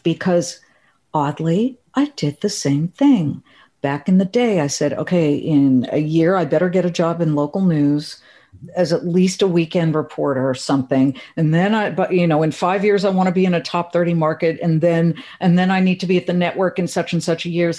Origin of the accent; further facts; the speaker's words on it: Beverly Hills, California, United States; Beverly Hills, my hometown